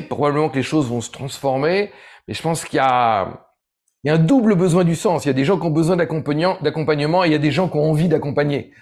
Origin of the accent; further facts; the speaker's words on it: Ardèche, Auvergne-Rhône-Alpes, France; j'ai grandi en Ardèche